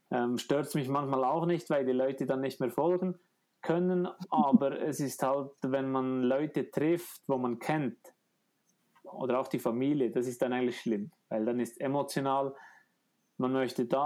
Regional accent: Bern, Switzerland; Sommer ging es wieder durch die Heimat, also Eiger, Grindelwald war ein Turnpoint. Dann ging es durch meine Heimat, ich bin vor meiner Haustür vorbeigeflogen.

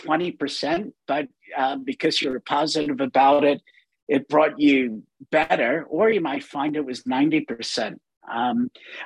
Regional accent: United States; moved away; I'm not American anymore. I've given up my American citizenship

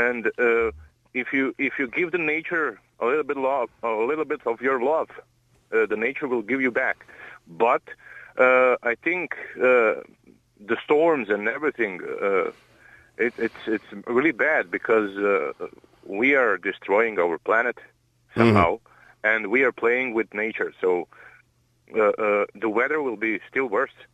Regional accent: Croatia; English is a second language; now in Ireland; I'm I'm from Croatia

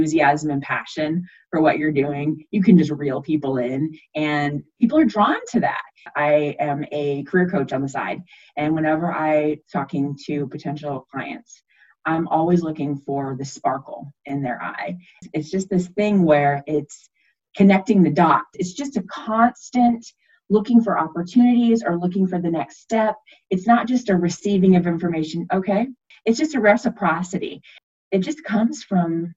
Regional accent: Texas, United States; I was born in Texas

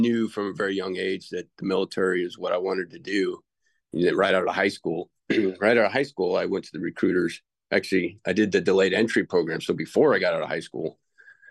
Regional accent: Lincoln, Nebraska, United States; I'm originally from Lincoln, Nebraska, born and raised there.

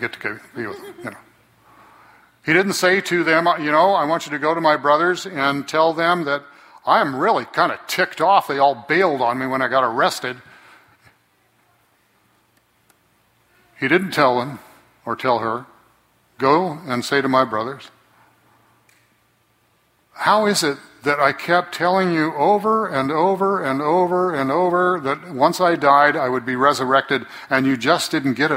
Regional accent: Fresno, California, United States

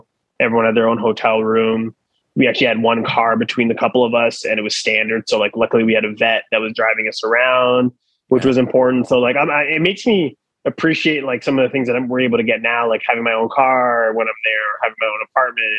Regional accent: Ottawa, Ontario, Canada; moved away as an adult; also born or lived in France; I was from Ottawa

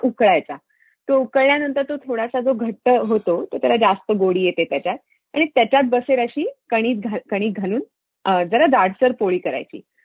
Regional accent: Solapur, Maharashtra, India; moved away as an adult; now in Fremont, United States; सोलापूरला आम्ही सोलापुरात वाढले

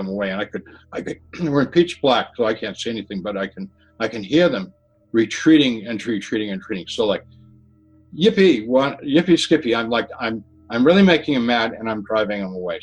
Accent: Massachusetts, United States; Where I grew up in Massachusetts, we had septic systems and cesspools.

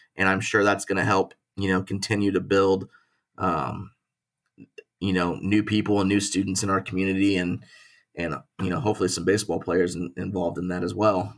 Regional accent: Springfield, Missouri, United States; also born or lived in Tulsa, Oklahoma; we, we grew up in Springfield, Missouri

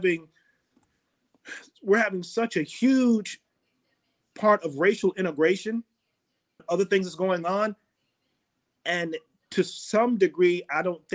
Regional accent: Fort Myers, Florida, United States; growing up in Florida and Fort Myers

